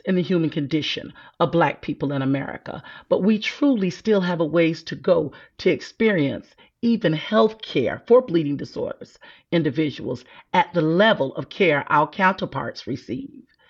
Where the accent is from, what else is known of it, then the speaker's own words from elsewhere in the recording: South Carolina, United States; I'm from South Carolina